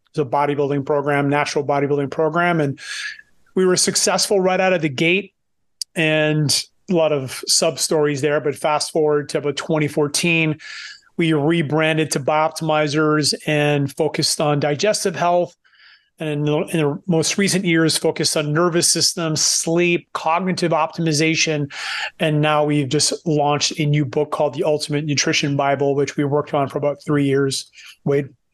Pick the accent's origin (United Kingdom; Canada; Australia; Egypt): Canada; Moncton, New Brunswick; moved away; also born or lived in Vancouver; we're both from Eastern Canada, small part of, co, small province called New Brunswick, from a small city named Moncton